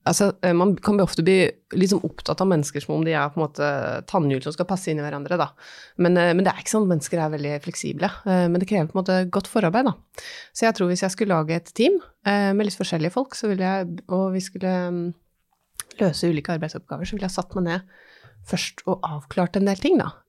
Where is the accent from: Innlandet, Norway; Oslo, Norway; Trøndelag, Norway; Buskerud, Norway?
Innlandet, Norway; Jeg er jo fra Hedmarken sjøl.